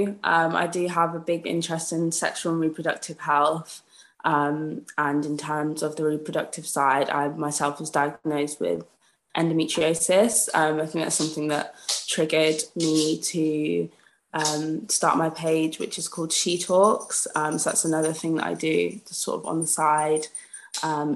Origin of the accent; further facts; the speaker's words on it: Peterborough, East of England, United Kingdom; moved away as an adult; I was back in Peterborough, which is my hometown, for the summer